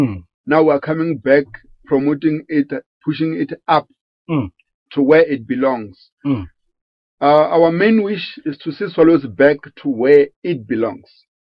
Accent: Bushbuckridge, Mpumalanga, South Africa; now in Middelburg, South Africa; Originally I'm from Bushbuck Ridge, by working like Middelburg.

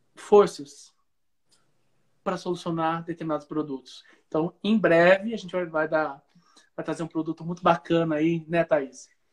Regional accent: Piracicaba, São Paulo, Brazil; now in Uberlândia, Brazil; eu sou de Piracicaba, no interior de São Paulo, e vim para Minas Gerais, onde eu resido. A cidade chama Uberlândia, no Triângulo Mineiro

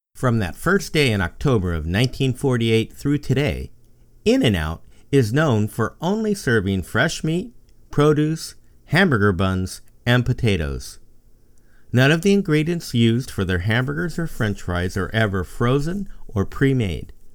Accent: San Gabriel Valley, California, United States; Growing up in the San Gabriel Valley in the nineteen sixties and seventies

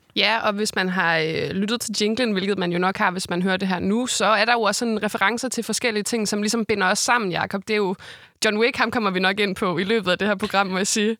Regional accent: Esbjerg, Southern Denmark, Denmark; jeg er jo fra Esbjerg

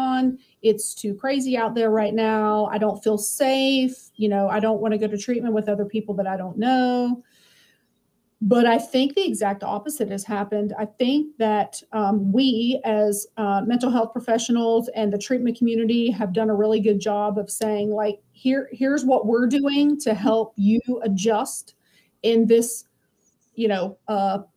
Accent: Lakeland, Florida, United States; also born or lived in Tampa, Florida; So I grew up in Lakeland, and then I moved to Tampa when I got married

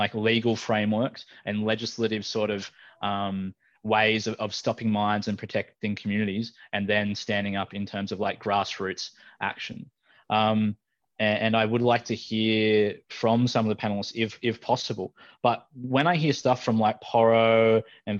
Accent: Taree, New South Wales, Australia; moved away; also born or lived in Newcastle, New South Wales; I was raised up on Biripi country, you know, around Taree.

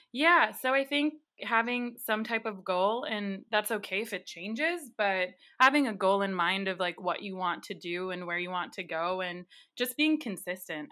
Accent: Wisconsin, United States; I'm from Wisconsin

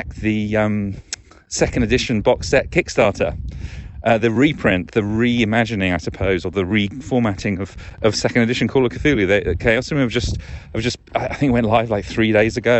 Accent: United Kingdom; moved away; Being British

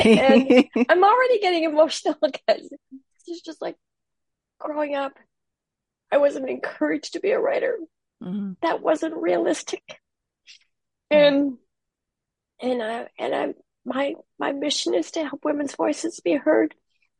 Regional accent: Minnesota, United States; now in Half Moon Bay, United States; I'm in Half Moon Bay, California now. I'm originally from Minnesota.

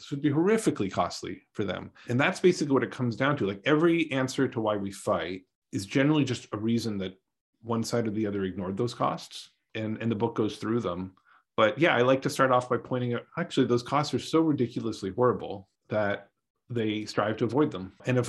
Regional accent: Canada; moved away as an adult; now in United States; I grew up in Canada. You know, I've been living in the United States for like half my life now

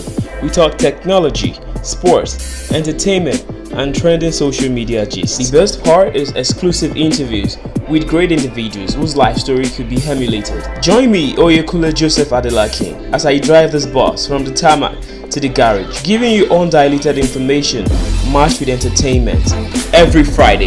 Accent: Nigeria; Being a Nigerian

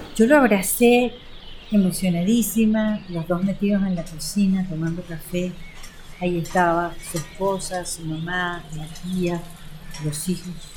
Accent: Caracas, Capital District, Venezuela; amamos los caraqueños

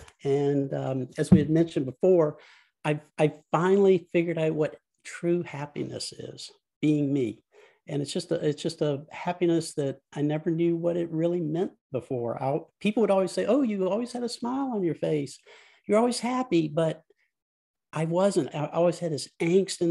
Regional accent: Central Virginia, United States; I grew up in Central Virginia in a very rural part of the state

